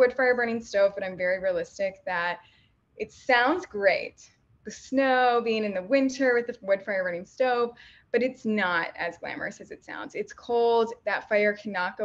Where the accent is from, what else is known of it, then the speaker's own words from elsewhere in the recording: Midwest, United States; I'm from the Midwest